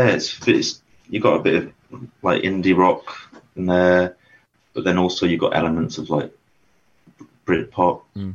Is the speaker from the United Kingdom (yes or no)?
yes; Telford, West Midlands, United Kingdom; then we're from Telford